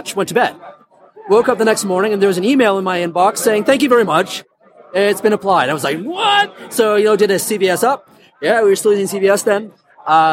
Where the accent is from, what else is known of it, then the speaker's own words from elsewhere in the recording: Canada; In the mid-90s, I moved back to my home country of Canada.